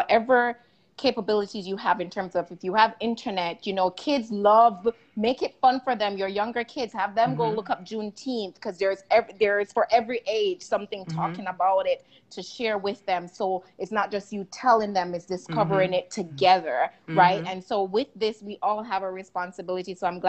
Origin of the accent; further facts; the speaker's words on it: Jamaica; And …, I have to go back, y'all. I'm Jamaican.